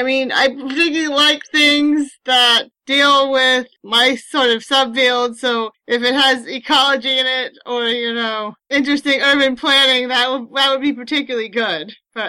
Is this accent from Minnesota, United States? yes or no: no; San Francisco Bay Area, California, United States; I grew up in the San Francisco Bay Area, and I had access to great bookstores.